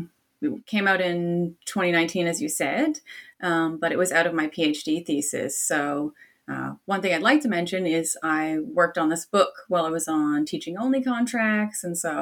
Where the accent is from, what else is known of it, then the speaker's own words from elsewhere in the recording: Canada; He was also Canadian, so I'm Canadian by origin.